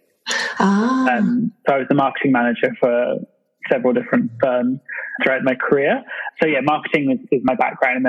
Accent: England, United Kingdom; also born or lived in London; you may have guessed from the accent, I'm from England. I'm currently living in London

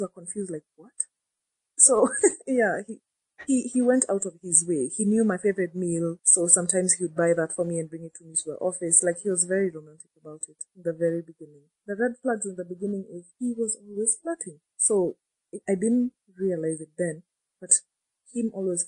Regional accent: Nairobi, Kenya; I'm from Nairobi, Kenya

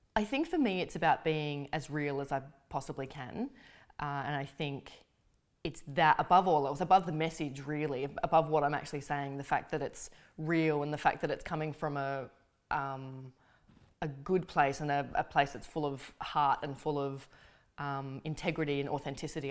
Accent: Australia; being Australian is a very important thing for me, and I take an immense amount of pride in being able to represent my country

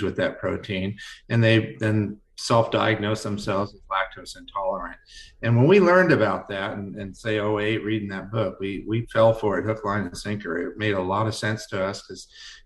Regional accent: Northern coast of California, United States; I grew up in this region about 100 miles away

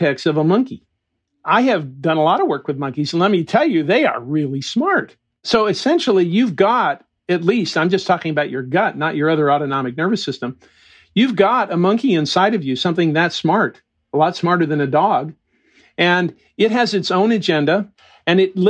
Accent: United States; I grew up in the Mojave Desert.

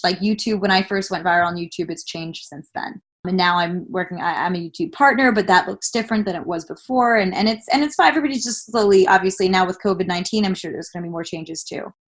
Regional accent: Long Island, New York, United States; a kid growing up in Long Island, New York

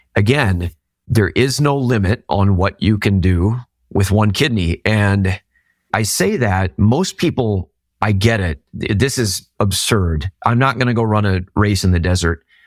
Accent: Minnesota, United States; I'm from Minnesota.

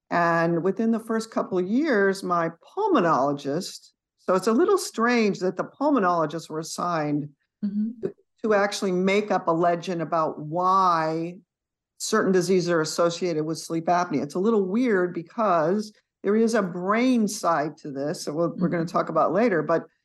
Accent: San Jose, California, United States; moved away as an adult; also born or lived in Boston; now in East Texas, United States; I grew up in San Jose

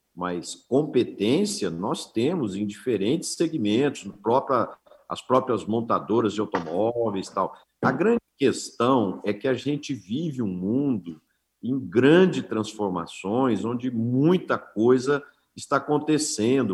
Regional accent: Brazil; nós como brasileiros

